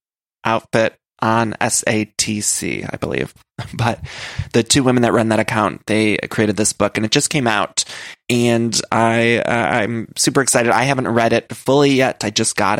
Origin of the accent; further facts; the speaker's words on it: Ohio, United States; I'm from Ohio